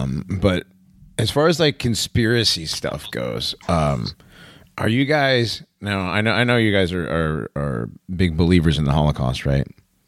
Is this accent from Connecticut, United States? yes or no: yes; West Hartford, Connecticut, United States; I grew up near West Hartford, Connecticut.